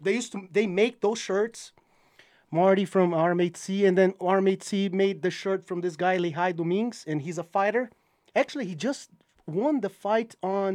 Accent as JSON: {"language": "English", "country": "Brazil", "also_born_or_lived": "New York", "second_language": "English", "moved": "yes", "lives_now": "Utah, United States", "said": "I'm from Brazil."}